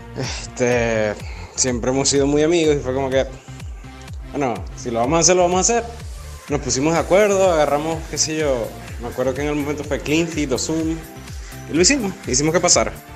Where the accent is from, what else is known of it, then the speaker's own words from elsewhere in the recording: Maracaibo and Cabimas, Zulia, Venezuela; moved away as an adult; also born or lived in Ciudad Ojeda; now in California, United States; nací en Ciudad Ojeda. Me crié entre Maracaibo y Cabima y tengo dos años radicado en Estados Unidos, vivo, vivo aquí en California.